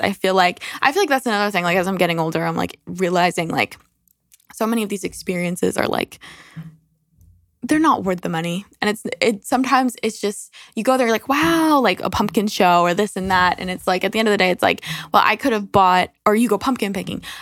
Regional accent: New York, United States; we're from New York

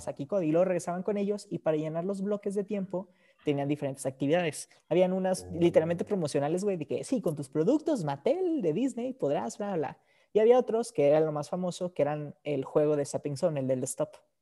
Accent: Mexico; yo soy mexicano

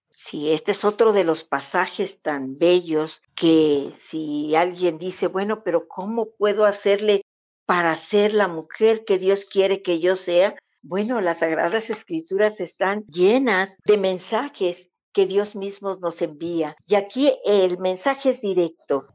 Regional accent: Mexico; somos como familias mexicanas

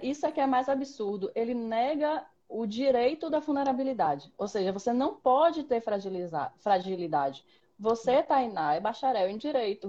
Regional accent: Salvador, Bahia, Brazil; eu nasci em Salvador, grande metrópole

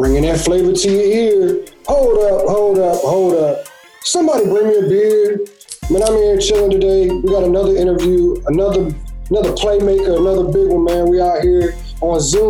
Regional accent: Beaufort, North Carolina, United States; now in Virginia, United States; I'm from a little town called Beaufort. It's down on the beach.

